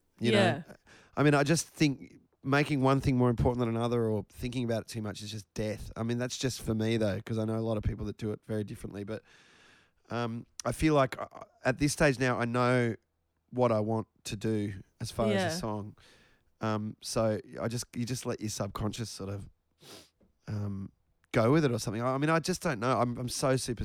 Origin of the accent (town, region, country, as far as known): Australia; accent: Australian